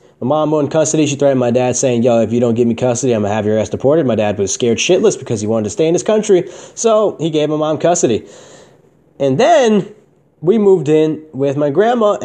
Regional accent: Newburgh, New York, United States; I was born in Newburgh, New York, USA

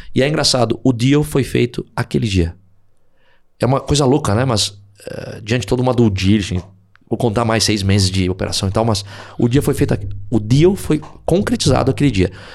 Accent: Porto Alegre, Rio Grande do Sul, Brazil; moved away; eu sou de Porto Alegre

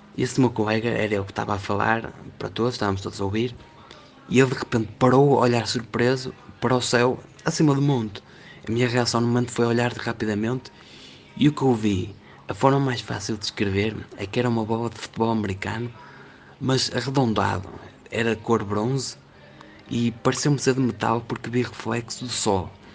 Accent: Portugal; also born or lived in Vila Nova de Famalicão; sou português, eh, moro numa cidade chamada Vila Nova de Famalicão

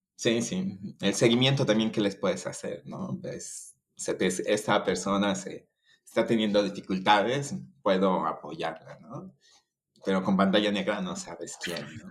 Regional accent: Chiapas, Mexico; moved away as an adult; also born or lived in Mexico City; Yo soy de, de Chiapas, aquí en, en, México, que está al sur, en la, frontera con Guatemala

